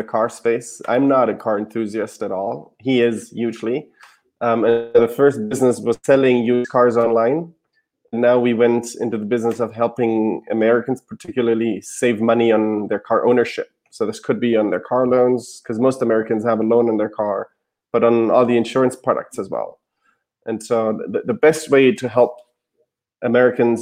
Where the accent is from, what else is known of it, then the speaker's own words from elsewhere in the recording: Germany; English is a second language; moved away as an adult; now in United States; So I'm from Germany originally. I moved to the US in 2011 to go to business school